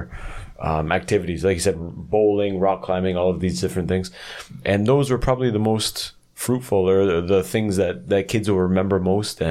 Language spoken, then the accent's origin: English; Canada; moved away as an adult; now in South Korea; I grew up in a city in Canada